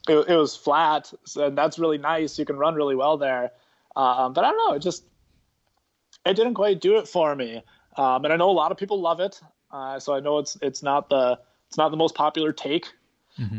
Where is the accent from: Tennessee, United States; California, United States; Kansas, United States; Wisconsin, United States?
Wisconsin, United States; Milwaukee; growing up in Milwaukee